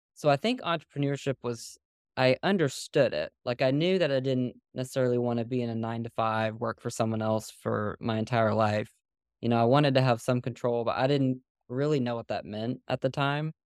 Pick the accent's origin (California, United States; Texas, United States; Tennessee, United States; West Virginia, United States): Tennessee, United States; Nashville; moved away as an adult; now in Pensacola, United States; I'm from Nashville.